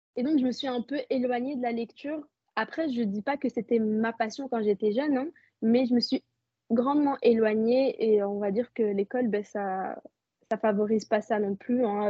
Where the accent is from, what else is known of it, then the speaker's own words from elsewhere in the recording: Belgium; Je suis née, je vis en Belgique et euh, je suis marocaine